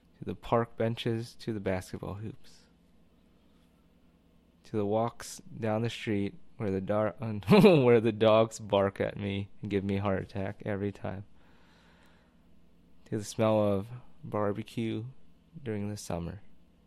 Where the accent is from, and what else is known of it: United States